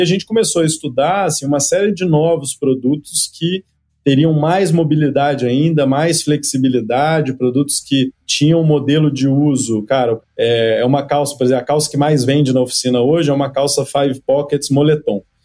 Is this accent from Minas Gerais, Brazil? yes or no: yes; Cataguases, Minas Gerais, Brazil; moved away; also born or lived in Aspen, Colorado, United States; Eu sou de uma cidade, ô, Leandro, que tem setenta mil habitantes, chama Cataguases, interior de Minas Gerais